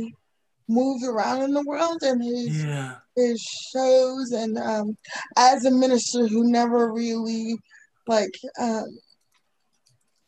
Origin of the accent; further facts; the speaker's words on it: New York City, New York, United States; moved away; And I'm originally from New York City